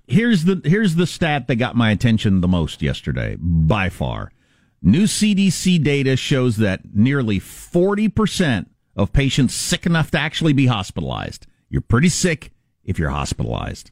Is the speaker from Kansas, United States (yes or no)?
yes; Kansas, United States; moved away; in Kansas, my, my home state